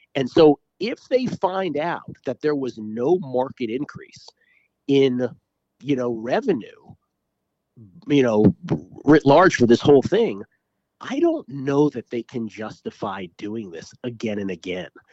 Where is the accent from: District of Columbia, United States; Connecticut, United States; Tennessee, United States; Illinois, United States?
District of Columbia, United States; Washington; moved away as an adult; also born or lived in San Francisco; now in Las Vegas, United States; I grew up in Washington, D C. I've lived most of my adult life in San Francisco